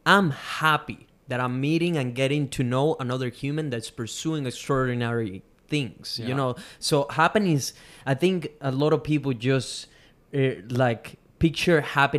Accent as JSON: {"language": "English", "country": "Venezuela", "moved": "yes", "lives_now": "Australia", "said": "I came from Venezuela. I get to live in a place like Australia"}